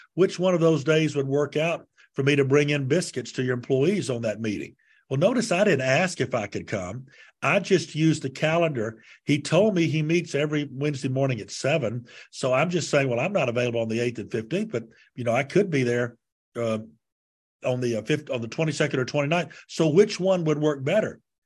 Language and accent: English; Montgomery, Alabama, United States; my hometown, Montgomery, Alabama, asked me to lead the mayor's prayer breakfast